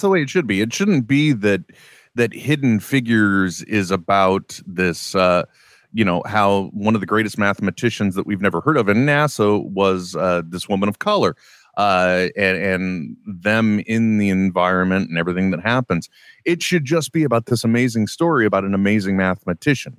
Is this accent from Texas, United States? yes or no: no; East Bay, California, United States; I grew up, uh, I grew up out here in the East Bay